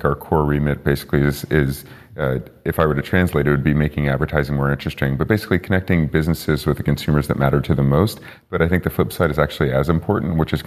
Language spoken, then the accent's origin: English; Bay Area, California, United States; I'm from the Bay Area